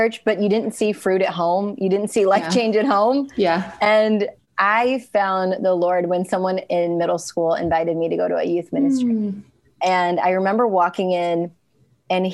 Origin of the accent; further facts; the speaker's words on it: United States; also born or lived in India; now in Seattle, United States; I was adopted from India just shy of my 2nd birthday and grew up in a very rural area